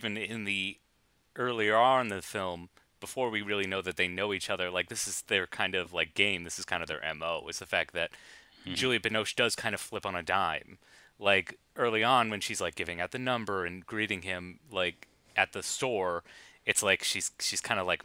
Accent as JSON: {"language": "English", "country": "United States", "said": "I'm boorish American."}